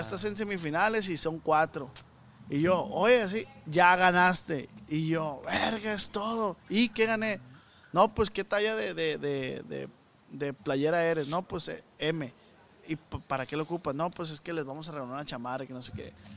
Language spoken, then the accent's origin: Spanish; Culiacán, Sinaloa, Mexico; de Culiacán